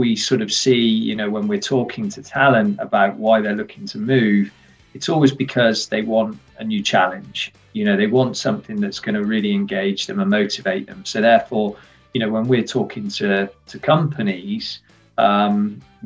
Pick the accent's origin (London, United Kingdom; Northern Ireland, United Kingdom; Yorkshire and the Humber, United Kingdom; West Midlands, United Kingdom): West Midlands, United Kingdom; also born or lived in Worcester / Birmingham; I grew up here in the Midlands, the industrial heartlands of the UK.